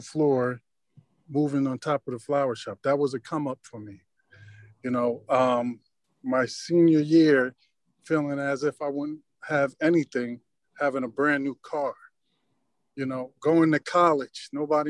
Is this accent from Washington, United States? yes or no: no; Long Branch, New Jersey, United States; I grew up in Long Branch